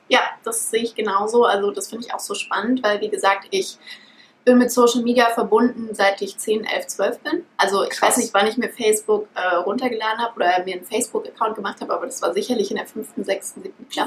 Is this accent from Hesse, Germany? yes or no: yes; Frankfurt, Hesse, Germany; ich bin aufgewachsen in Frankfurt. Meine Eltern sind auch aus Frankfurt.